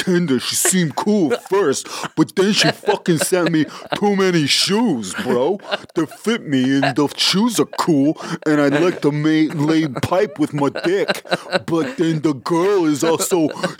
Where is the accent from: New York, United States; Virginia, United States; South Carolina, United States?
Virginia, United States; Alexandria; that's where I grew up.